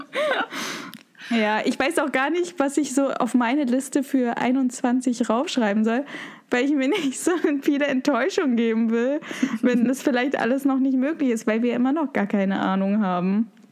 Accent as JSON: {"language": "German", "country": "Germany", "said": "Bei uns in Deutschland"}